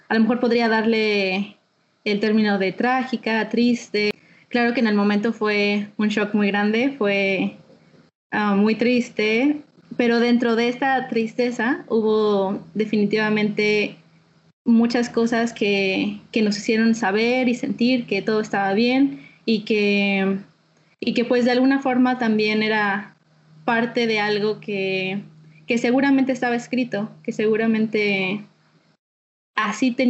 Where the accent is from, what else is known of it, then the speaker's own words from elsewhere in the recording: Mexico City, Mexico; also born or lived in Guadalajara; now in Hawaii, United States; Nací en Guadalajara y, viví en, en varios lugares de la República. Donde más pasé tiempo fue en la Ciudad de México. Entonces, soy de la Ciudad de México.